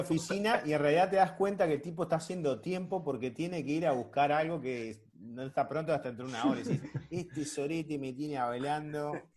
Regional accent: Uruguay; Los uruguayos somos gente de mierda

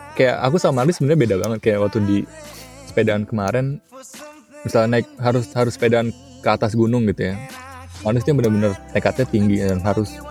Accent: Jakarta, Indonesia; aku apa gede di Jakarta

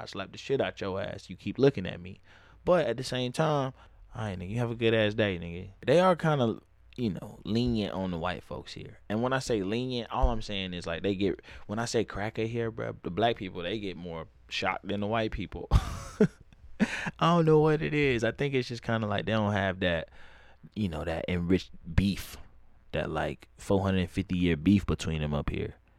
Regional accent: the South, United States; moved away as an adult; also born or lived in Harlem, New York / Brooklyn, New York; now in New York, United States; I'm from the South

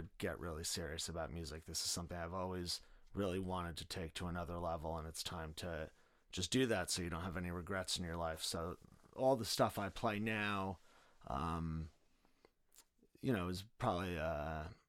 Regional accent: New Paltz, New York, United States; moved away as an adult; also born or lived in Texas / Oklahoma / Los Angeles; I grew up in New Paltz, New York

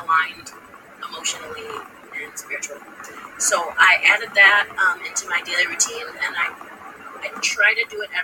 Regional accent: United States; we as American working people

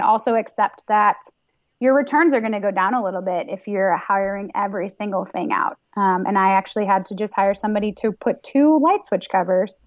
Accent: New York, United States; moved away; I'm from New York

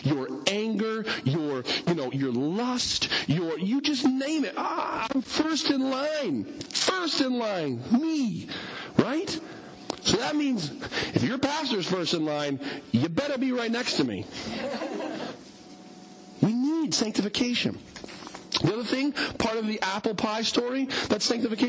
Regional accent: United States; us as Americans

